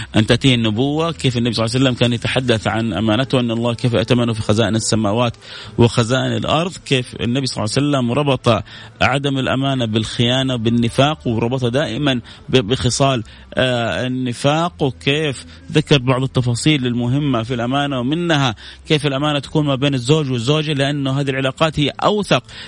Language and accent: Arabic; Jeddah, Makkah Province, Saudi Arabia; وانا من جده انا من جده